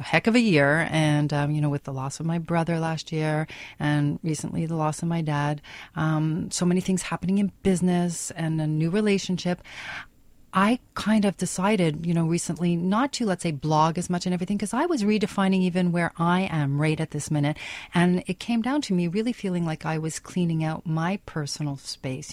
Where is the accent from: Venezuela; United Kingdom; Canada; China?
Canada; we're Canadian